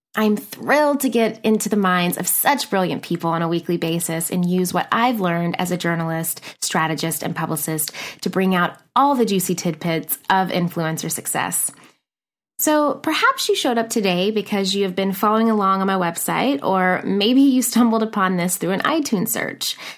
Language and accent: English; Nashville, Tennessee, United States; moved away as an adult; also born or lived in McMinnville, Tennessee / New York City; now in Los Angeles, United States; I am originally from a teeny tiny town in Tennessee called McMinnville, but spent the better part of my childhood and teen years growing up in Nashville, Tennessee.